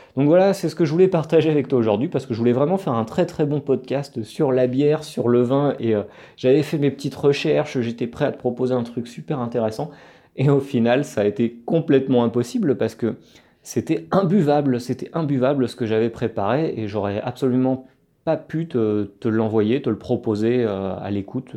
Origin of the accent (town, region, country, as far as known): France; moved away as an adult; now in Barranquilla, Colombia